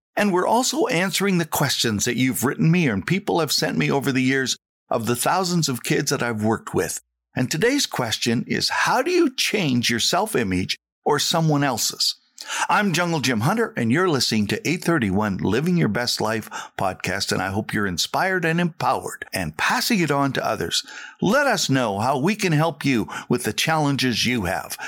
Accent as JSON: {"language": "English", "region": "Saskatchewan", "country": "Canada", "moved": "yes", "said": "I was the kid from Saskatchewan"}